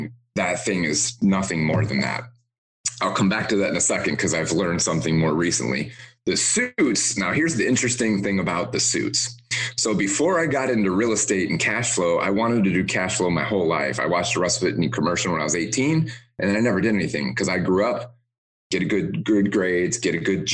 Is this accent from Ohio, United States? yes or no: no; Detroit, Michigan, United States; now in Tampa, United States; I grew up in the Motor City in Detroit.